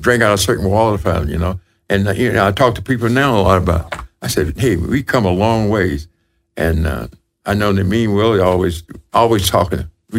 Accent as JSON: {"language": "English", "region": "the South", "country": "United States", "lives_now": "Minnesota, United States", "said": "Because I came from the South also. And my school, you know, was high school. Hey, it was 168 in the whole school from first grade to the 12th grade, you know."}